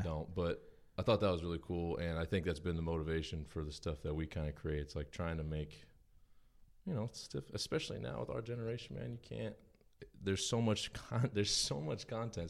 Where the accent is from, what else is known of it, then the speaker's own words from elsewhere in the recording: Huntington Station, New York, United States; I was born in Long Island